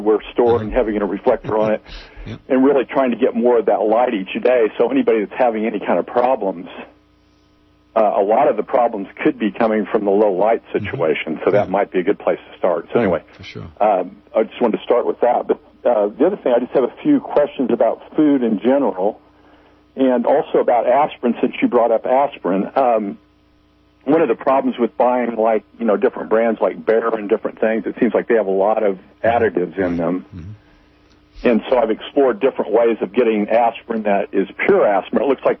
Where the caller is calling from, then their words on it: Missouri, United States; Yes, this is … from Missouri.